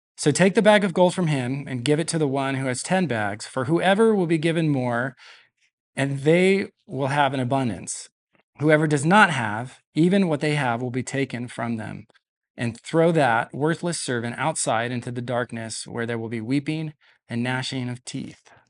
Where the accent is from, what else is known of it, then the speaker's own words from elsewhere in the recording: Denver, Colorado, United States; moved away as an adult; now in Visalia, United States; I was actually born in Visalia, lived here until I was about five years old, uh, then moved to Denver with my family, so I'm, I consider myself a Coloradan